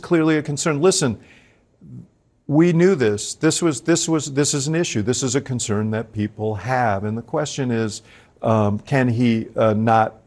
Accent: Chicago, Illinois, United States; I come from Chicago.

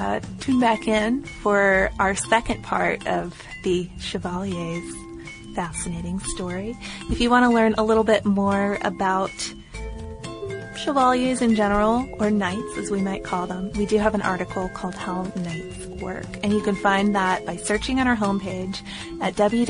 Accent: Ireland; Where I grew up in Ireland, one of the main crops was sugar beet.

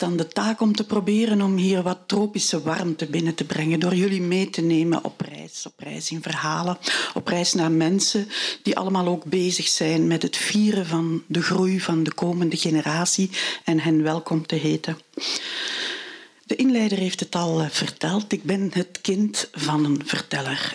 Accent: Niel, Flanders, Belgium; also born or lived in Kalmthout, Belgium; Ik ben opgegroeid in Niel bij de Ruppel

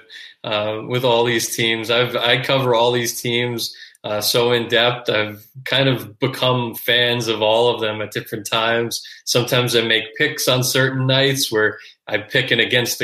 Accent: Long Island, New York, United States; now in Astoria, Queens, United States; I'm from Long Island

